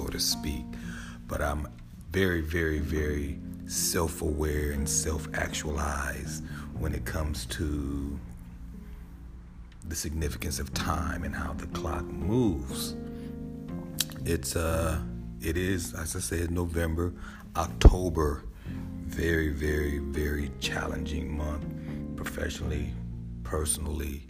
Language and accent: English; United States; now in Atlanta, United States